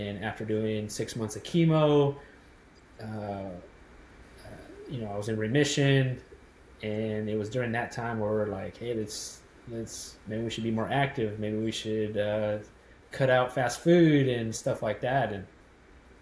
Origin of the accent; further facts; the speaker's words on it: Los Angeles, California, United States; moved away; me and my wife were born and raised in Los Angeles area and lived there our whole lives